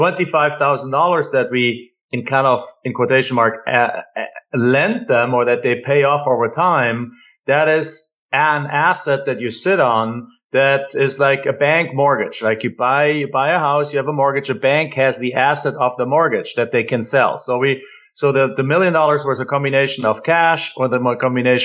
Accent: Germany; moved away as an adult; now in United States; I'm an immigrant from Germany.

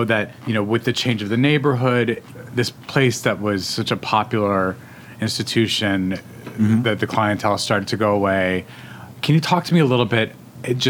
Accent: Albuquerque, New Mexico, United States; I grew up in Albuquerque, New Mexico

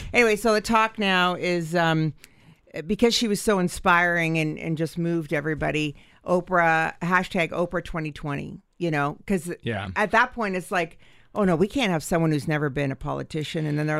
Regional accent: Canada; we're Canadian, too.

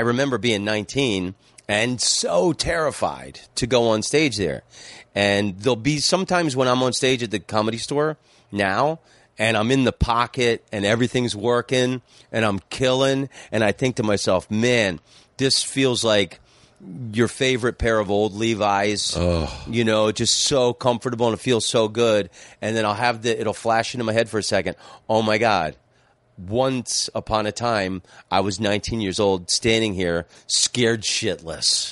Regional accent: Florida, United States; moved away; also born or lived in Amsterdam / Phoenix; growing up in Florida

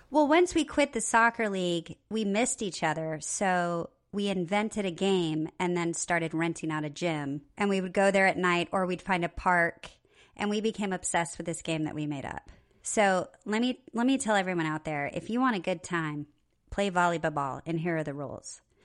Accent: Nebraska, United States; I'm from Nebraska

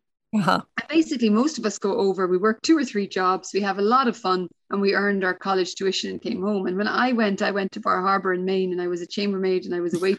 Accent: Ireland; moved away as an adult; also born or lived in west of Ireland; now in Perth, Australia; I am Irish, but I've been here for nearly 11 years.

